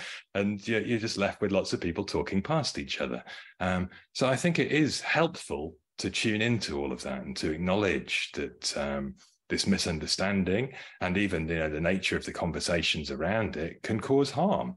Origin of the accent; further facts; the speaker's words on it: United Kingdom; I grew up in the United Kingdom.